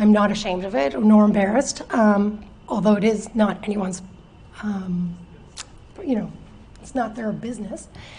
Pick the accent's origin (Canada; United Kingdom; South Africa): Canada; Chester, Nova Scotia; Actually, I grew up in Chester, but moved away for a few years, and then after, when I got my job, 22 years ago.